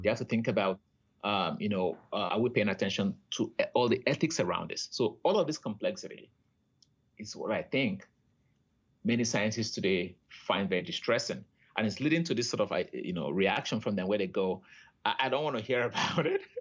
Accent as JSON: {"language": "English", "country": "Nigeria", "tie": "born or raised there", "moved": "as an adult", "lives_now": "Canada", "said": "I grew up in Nigeria"}